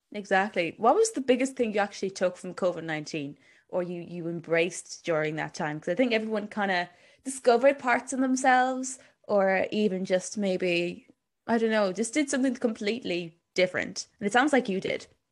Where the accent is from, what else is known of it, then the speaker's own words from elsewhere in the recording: Cork, Munster, Ireland; I was born in Cork myself.